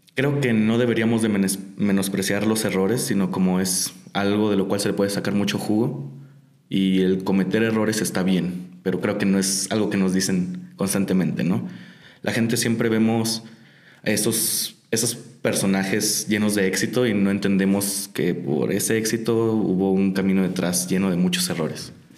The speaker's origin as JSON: {"language": "Spanish", "town": "Tijuana", "region": "Baja California", "country": "Mexico", "said": "soy de Tijuana. Allá estoy viviendo"}